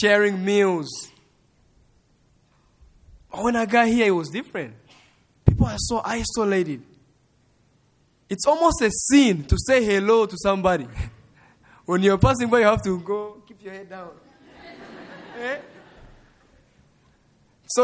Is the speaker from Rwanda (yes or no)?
yes; Rwanda; moved away as an adult; now in Lubbock, United States; my parents are from Congo, but I grew up in Rwanda, and I was born in Rwanda